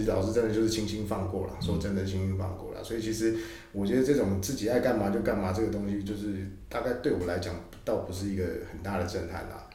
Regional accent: Taiwan; 小时候在台湾这样子的社会嘛

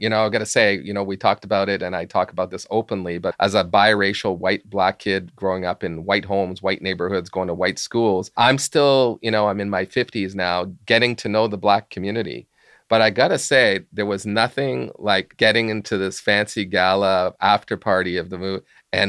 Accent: Montreal, Quebec, Canada; my love of hockey as well, growing up in Montreal. And I joke about this, but, you know, when I grew up in the early 70s, I actually thought that the Stanley Cup happened in Montreal every year.

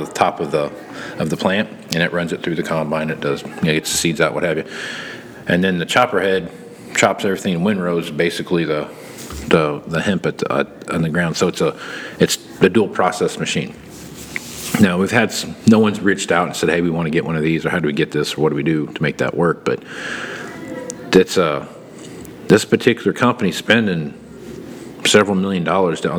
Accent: southern Kansas, United States; growing up in Kansas, where I grew up at in the southern part

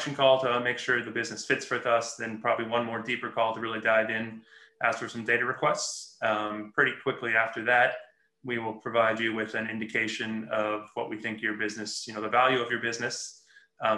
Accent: Los Angeles, California, United States; moved away as an adult; I was born and raised in Los Angeles and recently moved back a few years ago

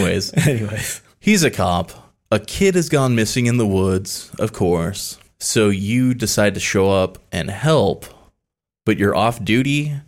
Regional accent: the South, United States; now in San Antonio, United States; Well, I'm from the South

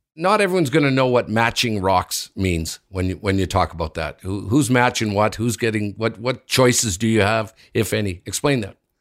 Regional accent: Sudbury, Ontario, Canada; my hometown in Sudbury.

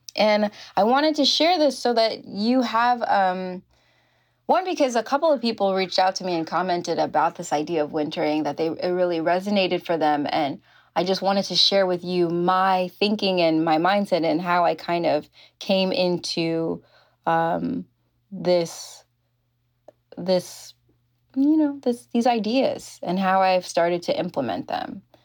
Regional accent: New York, United States; moved away as an adult; now in California, United States; I grew up in New York. That's where I'm, was born and raised.

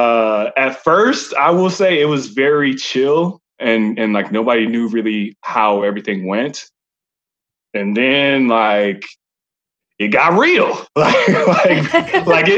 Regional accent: Allen, Texas, United States; I'm from Allen, Texas

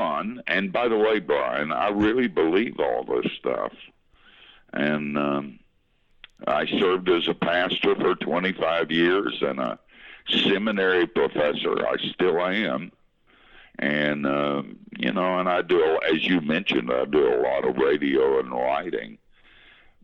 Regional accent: Asheville, North Carolina, United States; moved away; I grew up in Asheville on the wrong side of the tracks in West Asheville

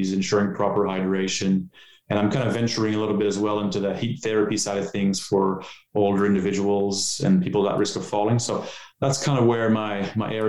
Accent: Canada; moved away as an adult; also born or lived in Ottawa; now in Australia; I'm Canadian. So as you can tell, I don't have an Australian accent

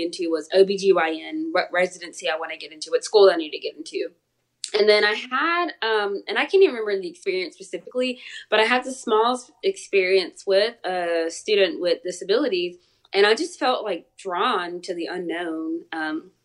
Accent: Columbus, Georgia, United States; I went to Columbus State University. It's right here in my hometown

